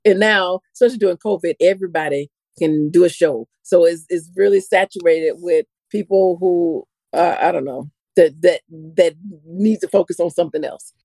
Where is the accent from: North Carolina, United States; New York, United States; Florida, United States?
Florida, United States; I'm from Florida.